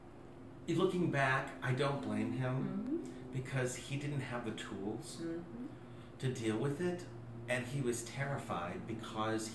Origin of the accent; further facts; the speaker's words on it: Oklahoma, United States; moved away; also born or lived in New York; me growing up in Oklahoma